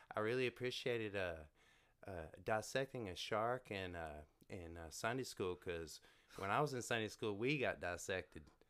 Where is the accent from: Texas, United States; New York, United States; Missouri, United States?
Texas, United States; Canton; I'm from Canton. It's, uh, sixty miles east of Dallas on the way to Shreveport.